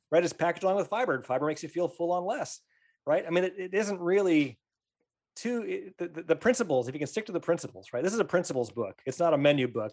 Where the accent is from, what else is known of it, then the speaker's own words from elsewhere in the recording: Pennsylvania, United States; I grew up in Pennsylvania